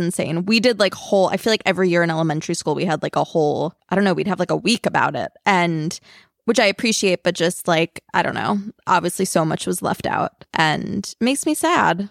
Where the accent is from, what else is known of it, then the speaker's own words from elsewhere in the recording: Long Island, New York, United States; I grew up on Long Island